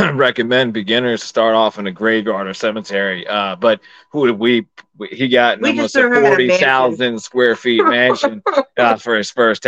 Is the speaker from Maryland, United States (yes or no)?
yes; Maryland, United States; also born or lived in Pennsylvania; I'm from Maryland